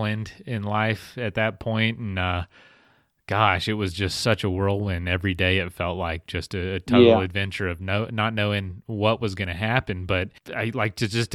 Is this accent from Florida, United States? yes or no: yes; Florida, United States; I'm from a small town in Florida